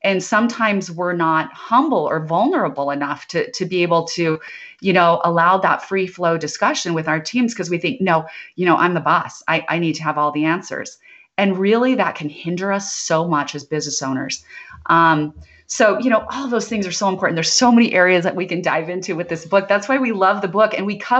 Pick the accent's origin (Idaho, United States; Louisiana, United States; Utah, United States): Idaho, United States; But I grew up in Idaho where we had a lot of potatoes, but no mangoes.